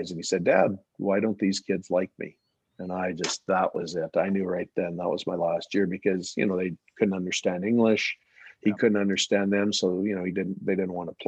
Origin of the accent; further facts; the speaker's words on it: Swift Current, Saskatchewan, Canada; moved away as an adult; also born or lived in Kamloops / Kelowna / Augsburg, Germany / Melfort; I was from Swift Current